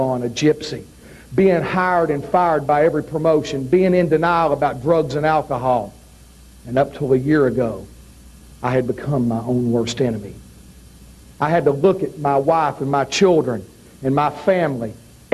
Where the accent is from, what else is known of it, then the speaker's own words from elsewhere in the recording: Knoxville, Tennessee, United States; I was born and raised in Knoxville, Tennessee. Growing up in Knoxville, Tennessee, I grew up on Ron Wright.